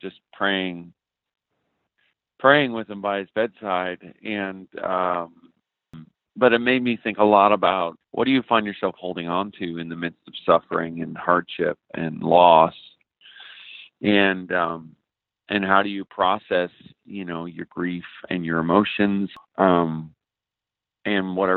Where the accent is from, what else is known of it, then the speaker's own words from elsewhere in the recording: Newfoundland and Labrador, Canada; moved away as an adult; now in Arizona, United States; growing up in Newfoundland, Canada, where I grew up